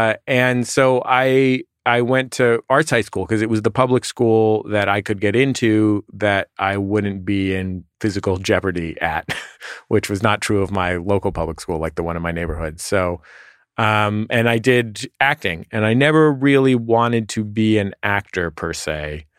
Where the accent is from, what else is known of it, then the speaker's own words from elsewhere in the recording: San Francisco, California, United States; San Francisco.